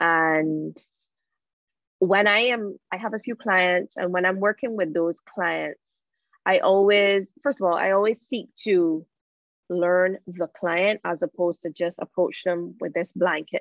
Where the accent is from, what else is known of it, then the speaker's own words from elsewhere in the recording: Barbados; Born and raised in Barbados, currently in Barbados.